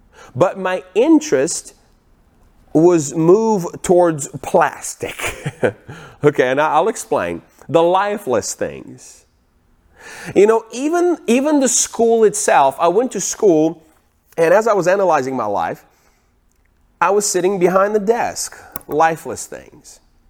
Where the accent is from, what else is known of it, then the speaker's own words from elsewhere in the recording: Ukraine; Now, I was born in 1982 in Ukraine. I lived on the farm.